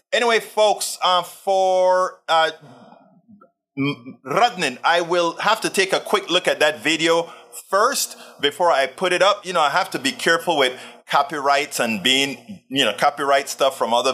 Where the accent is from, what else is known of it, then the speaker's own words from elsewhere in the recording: Panama; I'm from Panama